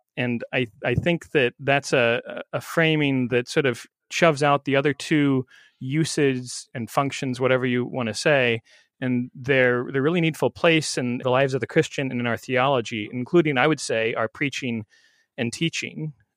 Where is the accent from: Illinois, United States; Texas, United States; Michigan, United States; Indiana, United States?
Illinois, United States; central; moved away as an adult; now in Randolph, New Jersey, United States; I'm from central Illinois, not too far from where you're serving, Willie, a little town of Beeson